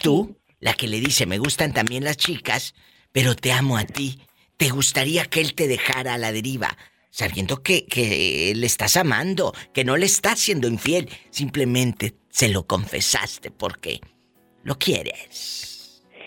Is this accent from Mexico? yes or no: yes; Matamoros, Tamaulipas, Mexico; mi tierra, mi Matamoros querido